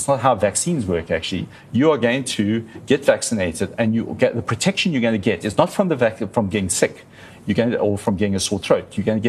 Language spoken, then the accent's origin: English; South Africa; So a large proportion of our country is very, very high risk just by virtue of being South African.